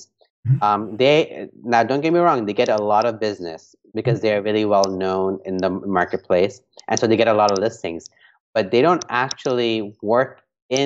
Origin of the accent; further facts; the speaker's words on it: Hong Kong; moved away; also born or lived in New York; I grew up in Hong Kong